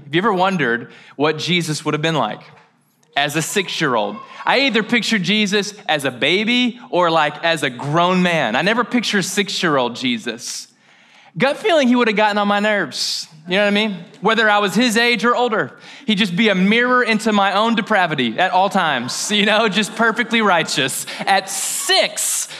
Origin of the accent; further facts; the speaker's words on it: Mayfield, Kentucky, United States; Now, I'm from Mayfield, Kentucky. Shout out. It's a great little small town. We held it down. A lot of hunters, a lot of country music, things that I did not acquire but appreciate. But I love preaching in my hometown.